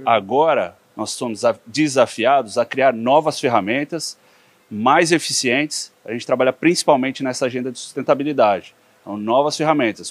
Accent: São Paulo, Brazil; also born or lived in Piracicaba; cresci em São Paulo

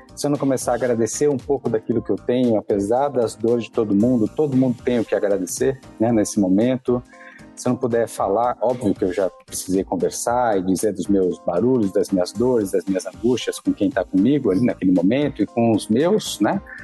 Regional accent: São Paulo, Brazil; sou aqui de São Paulo, da cidade de São Paulo, paulistano, sempre vivi aqui

